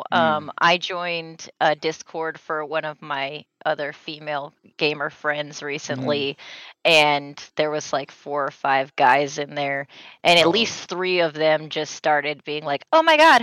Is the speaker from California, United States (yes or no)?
yes; California, United States; I was born and raised. I was born in California.